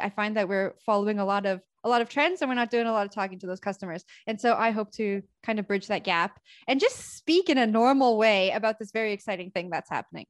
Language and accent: English; Canada; also born or lived in Toronto; So I'm from Canada. I live in Toronto